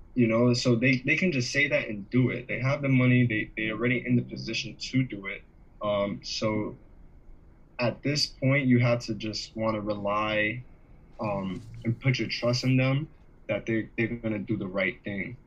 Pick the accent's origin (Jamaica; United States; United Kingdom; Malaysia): Jamaica; I'm Jamaican